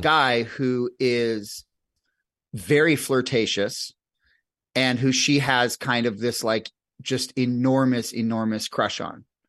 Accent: New Jersey, United States; I grew up in New Jersey

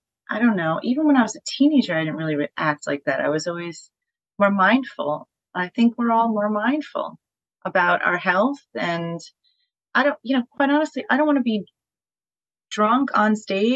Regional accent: Poughkeepsie, New York, United States; we played The Chance in my hometown in Poughkeepsie

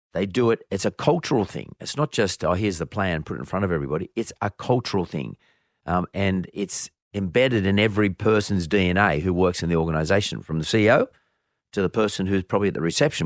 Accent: Bankstown, New South Wales, Australia; growing up in Banks Town

